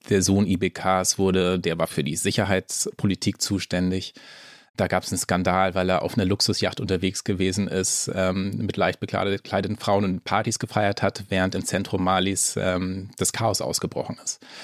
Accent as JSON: {"language": "German", "region": "Schleswig-Holstein", "country": "Germany", "tie": "born or raised there", "said": "als Norddeutscher, also ich bin in Schleswig-Holstein aufgewachsen"}